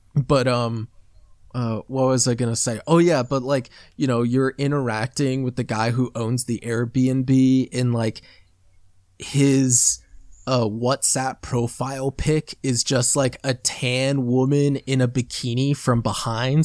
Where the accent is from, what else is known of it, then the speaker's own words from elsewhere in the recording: Midwest, United States; accent: American; I grew up in the Midwest